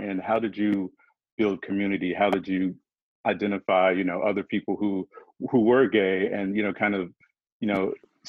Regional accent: the southern United States, United States; So I'm from the South. the southern part of the United States. And, you know, it's a similar kind of very conservative environment and very repressive almost

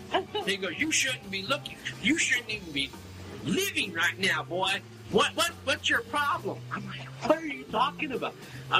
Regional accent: California, United States; And as I'm waking up, mind you, this doctor, which I came from California, I'm young, I'm still a kid at this point.

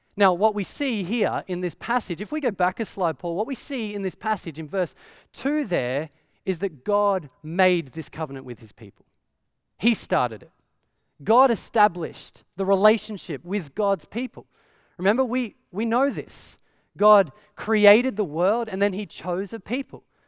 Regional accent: Australia; growing up in Australia

